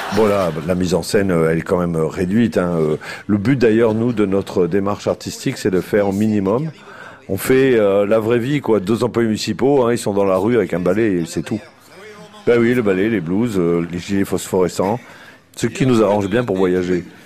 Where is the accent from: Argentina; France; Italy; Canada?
France; the South, southern France; on est du Sud